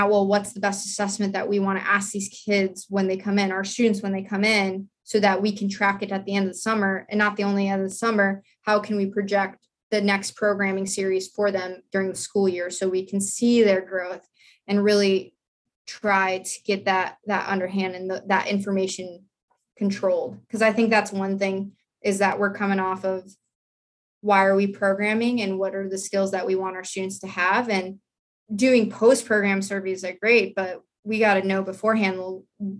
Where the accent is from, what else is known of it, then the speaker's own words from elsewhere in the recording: South Dakota, United States; moved away as an adult; I grew up in South Dakota. I was like a horse girl. Like I lived on a ranch